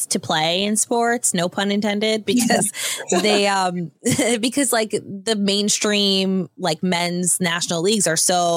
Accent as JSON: {"language": "English", "region": "New York", "country": "United States", "said": "I'm a New Yorker"}